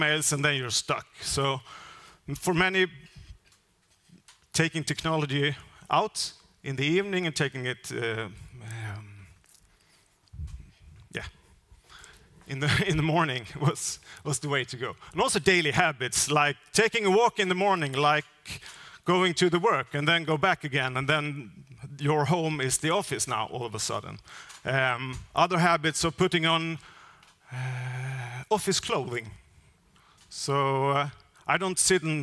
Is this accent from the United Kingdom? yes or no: no; northern Skåne, Sweden; my hometown in northern part of Skåne